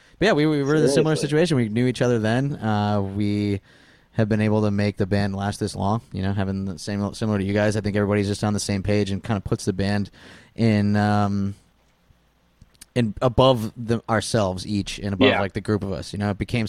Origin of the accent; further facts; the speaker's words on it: Scranton, Pennsylvania, United States; moved away as an adult; also born or lived in Philadelphia; I grew up in West Scranton.